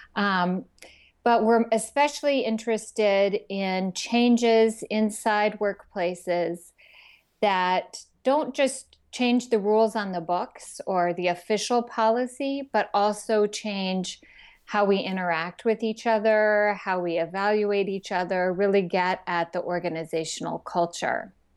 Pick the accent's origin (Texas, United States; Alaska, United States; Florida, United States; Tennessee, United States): Texas, United States; when I was a teenager growing up in Texas